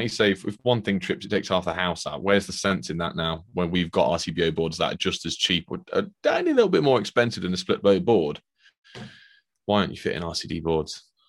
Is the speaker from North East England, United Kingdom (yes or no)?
no; Scotland, United Kingdom; I'm Scottish, then, sorry about that.